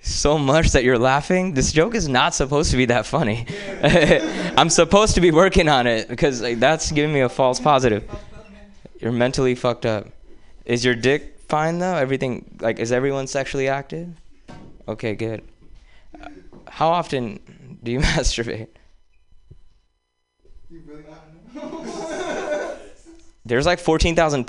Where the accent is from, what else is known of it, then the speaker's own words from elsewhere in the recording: India; moved away; growing up in India